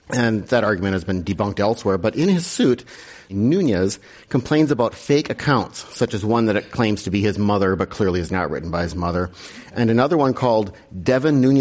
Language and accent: English; Wisconsin, United States; I'm from Wisconsin.